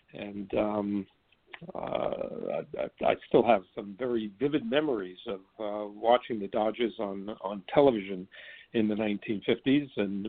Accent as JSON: {"language": "English", "town": "Bronx", "region": "New York", "country": "United States", "tie": "born or raised there", "said": "I don't remember ever going to a Broadway show when I was growing up in the Bronx."}